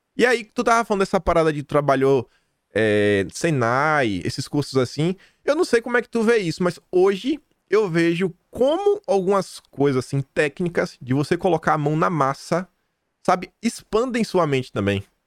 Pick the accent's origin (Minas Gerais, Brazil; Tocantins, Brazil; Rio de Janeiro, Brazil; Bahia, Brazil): Bahia, Brazil; Feira de Santana; moved away as an adult; now in Australia; minha cidade, sou de Feira Santana, na Bahia